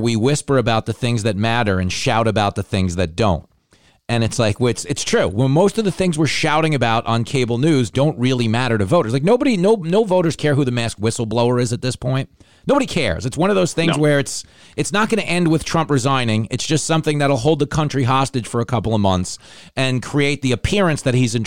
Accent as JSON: {"language": "English", "area": "Long Island", "region": "New York", "country": "United States", "tie": "born or raised there", "said": "I grew up on Long Island"}